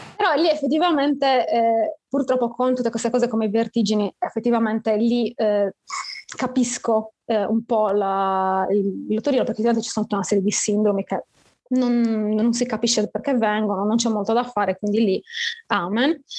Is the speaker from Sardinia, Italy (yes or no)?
yes; Sardinia, Italy; sono sarda